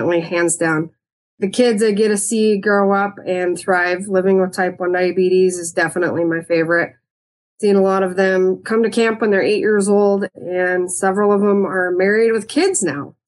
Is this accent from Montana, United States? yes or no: yes; Helena, Montana, United States; I was born and raised in Helena. I went to school in East Helena